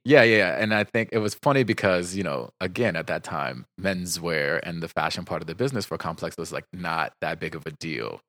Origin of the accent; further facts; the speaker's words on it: New Jersey, United States; I'm from New Jersey